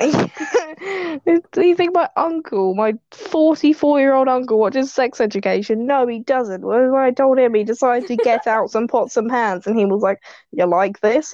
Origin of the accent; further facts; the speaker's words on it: United Kingdom; I am British